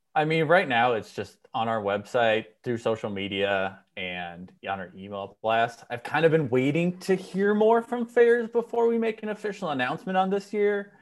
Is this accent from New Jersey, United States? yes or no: no; Minnesota, United States; now in California, United States; I grew up in Minnesota